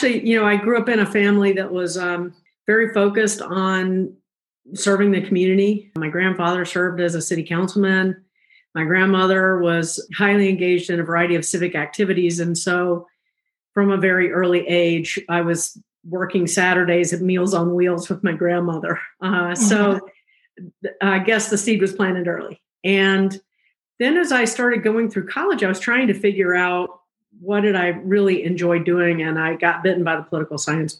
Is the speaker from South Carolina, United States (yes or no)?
yes; South Carolina, United States; moved away as an adult; also born or lived in Georgia / Clark County, Nevada; I grew up in South Carolina.